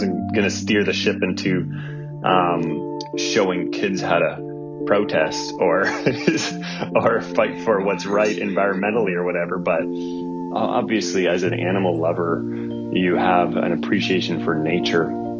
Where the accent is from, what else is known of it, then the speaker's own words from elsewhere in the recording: Northern Ontario, Canada; I'm from Northern Ontario